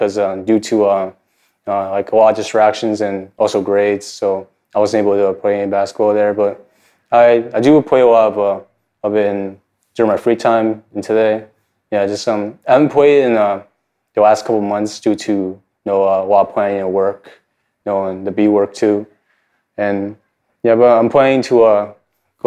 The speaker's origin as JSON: {"language": "English", "town": "Fairbanks", "region": "Alaska", "country": "United States", "tie": "born or raised there", "also_born_or_lived": "Anchorage, Alaska / Fort Yukon, Alaska", "said": "the Golden Heart City of Fairbanks, and that's where I was born. I was raised"}